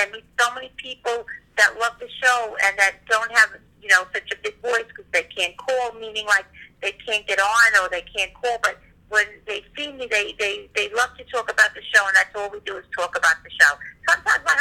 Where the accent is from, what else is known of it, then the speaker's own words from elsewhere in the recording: Ventura, California, United States; growing up in Ventura